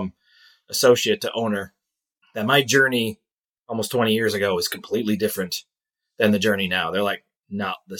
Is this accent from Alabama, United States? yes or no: no; Eastern Iowa, United States; moved away as an adult; also born or lived in Dubuque, Iowa; now in Green Bay, United States; I grew up in Eastern Iowa